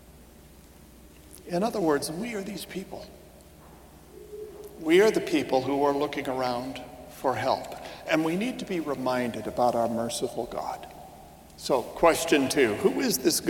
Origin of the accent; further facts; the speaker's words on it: United States; I'm an American myself, mostly